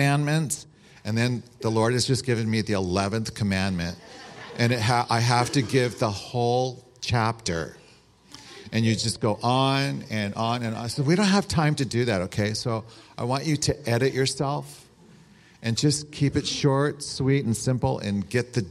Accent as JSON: {"language": "English", "town": "San Rafael", "region": "California", "country": "United States", "said": "I'm from San Rafael"}